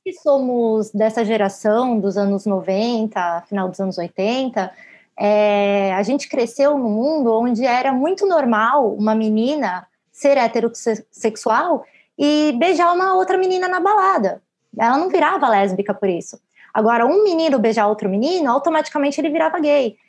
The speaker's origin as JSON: {"language": "Portuguese", "country": "Brazil", "said": "nós, como brasileiros"}